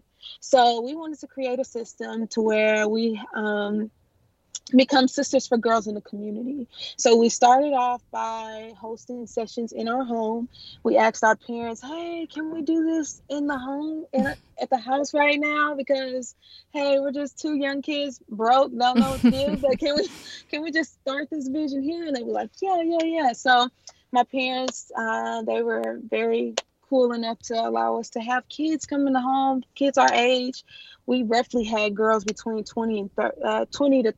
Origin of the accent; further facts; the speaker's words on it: Houston, Texas, United States; I am from Houston, Texas.